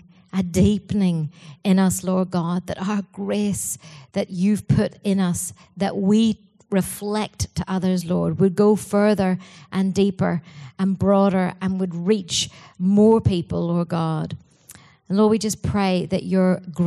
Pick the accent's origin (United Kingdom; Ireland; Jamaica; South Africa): Ireland; Being Irish